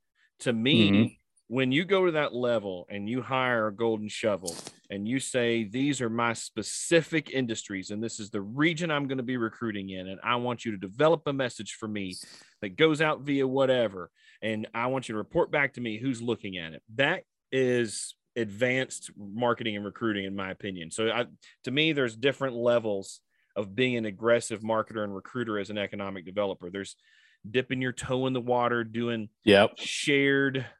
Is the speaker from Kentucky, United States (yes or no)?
yes; Kentucky, United States; growing up in Kentucky